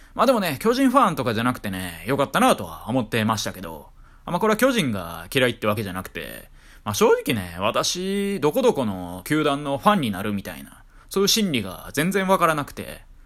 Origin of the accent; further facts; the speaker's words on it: Kyoto, Japan; 私地元京都なんで